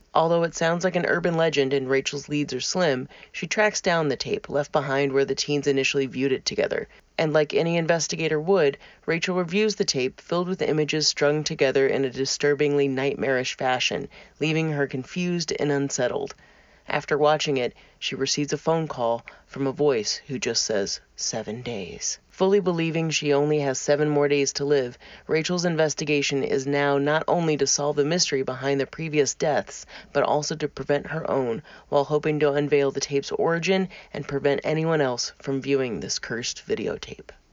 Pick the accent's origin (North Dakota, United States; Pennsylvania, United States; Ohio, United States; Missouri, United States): Missouri, United States; southern; my hometown in southern Missouri